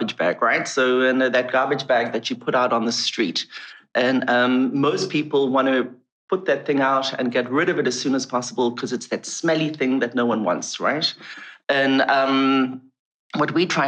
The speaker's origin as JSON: {"language": "English", "country": "South Africa", "tie": "born or raised there", "said": "when I was a kid, I grew up in South Africa"}